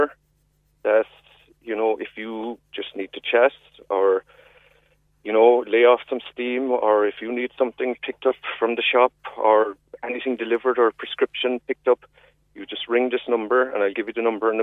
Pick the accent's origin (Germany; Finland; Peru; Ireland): Ireland; we as Irish people, we're a proud nation